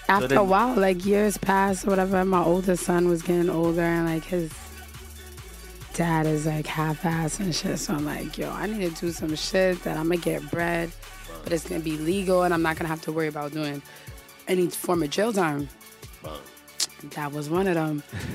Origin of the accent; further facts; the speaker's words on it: Miami, Florida, United States; born there; also born or lived in White Plains, New York; I was born in Miami, Florida.